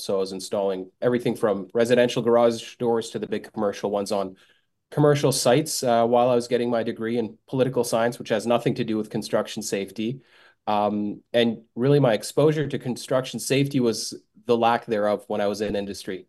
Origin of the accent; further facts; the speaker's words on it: Bosnia & Herzegovina; moved away; I am from Bosnia originally